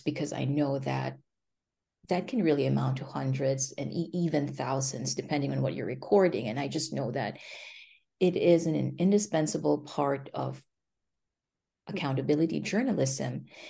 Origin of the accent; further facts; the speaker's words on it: Philippines; moved away as an adult; also born or lived in China / South Dakota / Bennington County, Vermont; now in Vermont, United States; I grew up in the Philippines